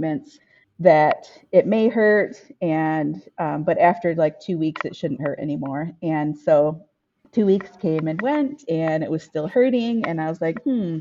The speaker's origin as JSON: {"language": "English", "region": "Michigan", "country": "United States", "tie": "born or raised there", "said": "I am from Michigan, and I was born and raised in my community of Ojibwe and Odawa people. So I grew up around the reservation where my family is from"}